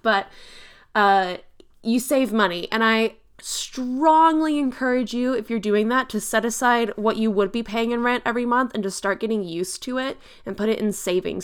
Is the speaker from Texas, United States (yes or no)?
yes; Texas, United States; I'm from Texas